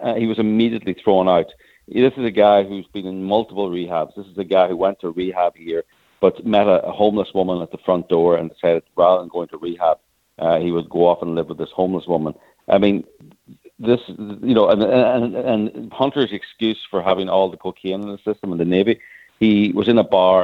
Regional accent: Ireland; as you can probably hear, I'm Irish

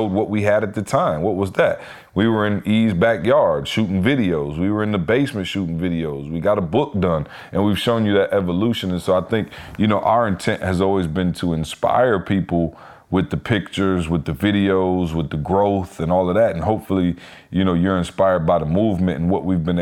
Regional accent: Lansing, Michigan, United States; I'm from Lansing

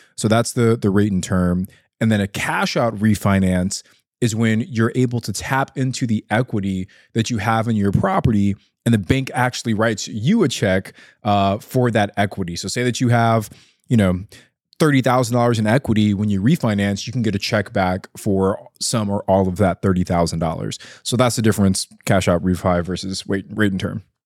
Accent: Ontario, California, United States; my hometown is Ontario, California

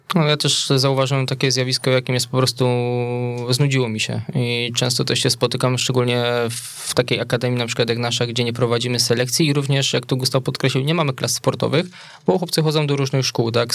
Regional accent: Wola, Silesian Voivodeship, Poland; also born or lived in Bielsko-Biała; w mojej rodzinnej miejscowości w Woli obok Pszczyny

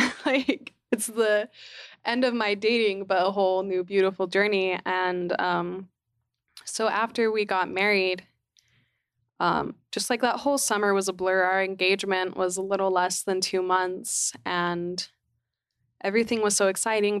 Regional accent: Utah, United States; growing up in Utah

